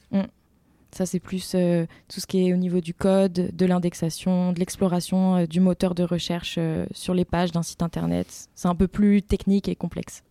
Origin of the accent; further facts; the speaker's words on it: Rambouillet, Île-de-France, France; also born or lived in Montpellier; je suis originaire d'Île-de-France, euh, plus précisément de Rambouillet